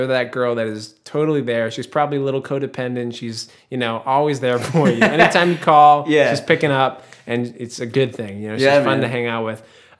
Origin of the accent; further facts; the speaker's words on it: New Hampshire, United States; I'm from New Hampshire.